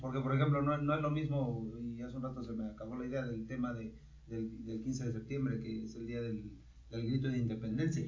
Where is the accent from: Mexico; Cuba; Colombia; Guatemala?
Mexico; Nosotros, si somos mexicanos